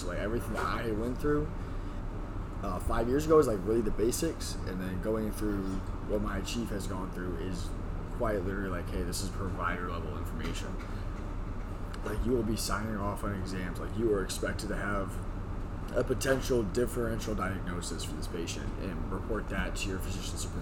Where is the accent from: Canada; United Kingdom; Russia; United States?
Canada; moved away; I'm up here from Canada